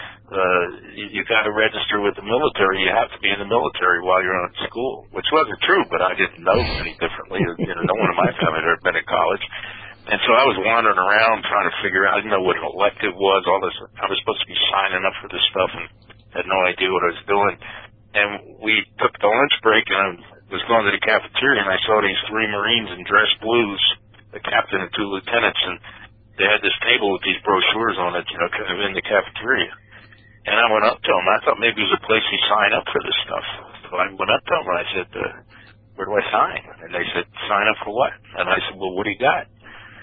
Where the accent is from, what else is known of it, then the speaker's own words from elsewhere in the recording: Philadelphia, Pennsylvania, United States; I grew up in Philadelphia